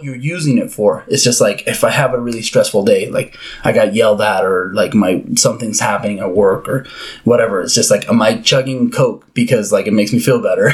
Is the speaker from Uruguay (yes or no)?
yes; Uruguay; moved away; growing up in Uruguay and South America